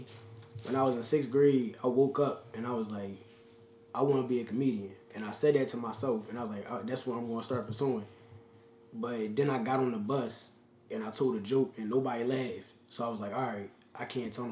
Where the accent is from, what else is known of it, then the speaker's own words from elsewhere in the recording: Philadelphia, Pennsylvania, United States; also born or lived in New York; we both from Philly.